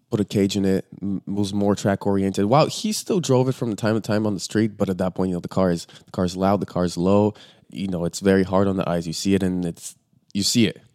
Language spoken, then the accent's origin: English; Bulgaria; now in Los Angeles, United States; we're originally from Bulgaria